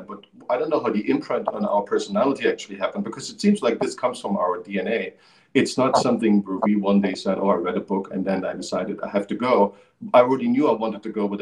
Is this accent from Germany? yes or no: yes; Germany; moved away as an adult; I grew up in Europe. I lived there until I was 20 years old